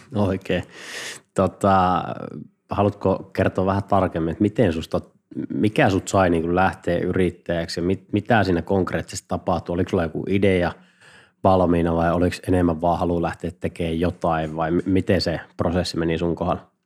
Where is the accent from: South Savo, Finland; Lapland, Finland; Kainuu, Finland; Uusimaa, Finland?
South Savo, Finland; Mikkeli; kun mä oon Mikkelistä